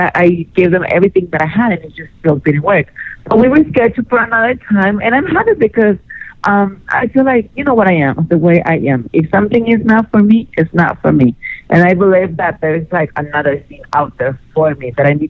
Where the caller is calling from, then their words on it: Los Angeles, California, United States; Hey, gorgeous. … I'm calling from L.A.